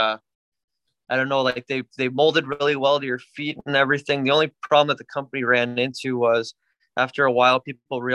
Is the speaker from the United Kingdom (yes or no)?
no; Canada; now in Florida, United States; we're a typical Canadian hockey family